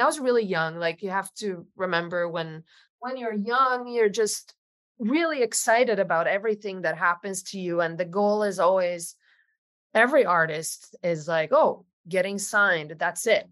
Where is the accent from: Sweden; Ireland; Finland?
Sweden; now in Los Angeles, United States; I live in Los Angeles. I'm originally from Sweden, um, so I'm far away from home